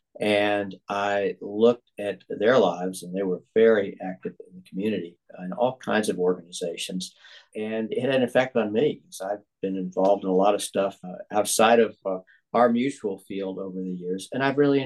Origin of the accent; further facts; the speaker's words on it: Atlanta, Georgia, United States; growing up in Atlanta in the 1960s